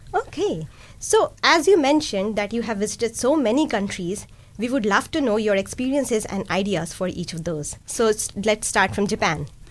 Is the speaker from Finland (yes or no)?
no; India; first language Hindi, Urdu; English is a second language; now in Dunedin, New Zealand; I come from India and a mom of a two year old kid